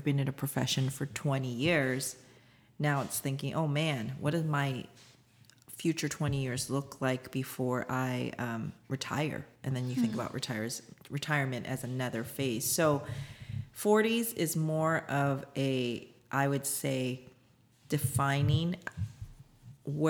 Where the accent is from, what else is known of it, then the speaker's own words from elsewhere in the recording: United States; also born or lived in South Korea; we immigrated here when I was one in the early 80s.